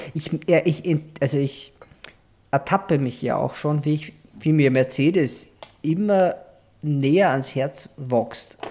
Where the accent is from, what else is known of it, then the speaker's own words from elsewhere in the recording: Austria; wo wir, also wo Austria ist